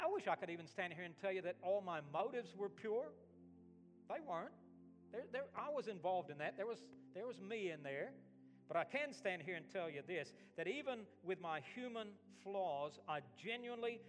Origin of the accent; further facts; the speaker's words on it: Alabama, United States; moved away as an adult; also born or lived in Australia; I was from Alabama